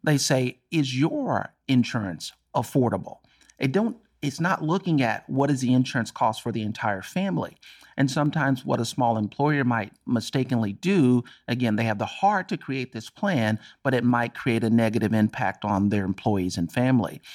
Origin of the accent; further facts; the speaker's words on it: Dallas, Texas, United States; I'm born and raised in Texas and Dallas